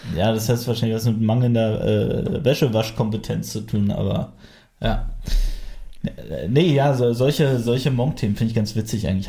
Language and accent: German; Frankfurt, Brandenburg, Germany; ich komme aus Frankfurt